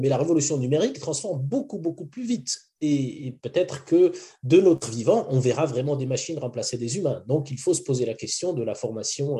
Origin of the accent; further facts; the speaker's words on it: Morocco; moved away; also born or lived in France / United States / Switzerland; Mon enfance était au Maroc